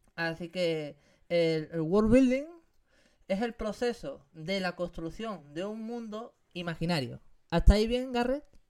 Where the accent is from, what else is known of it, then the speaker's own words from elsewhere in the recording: Algeciras, Andalusia, Spain; moved away; en mi tierra, en Andalucía, en Algeciras, Cádiz.